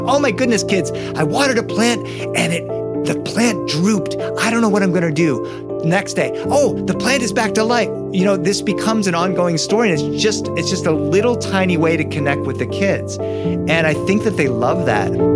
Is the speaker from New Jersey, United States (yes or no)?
no; Boston, Massachusetts, United States; I was born in Boston